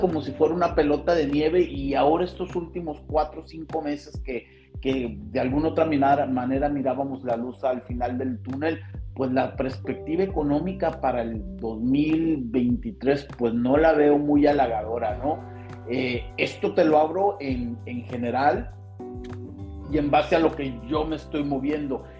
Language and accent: Spanish; Tijuana, Baja California, Mexico; moved away as an adult; now in Spain; soy un, un tijuanense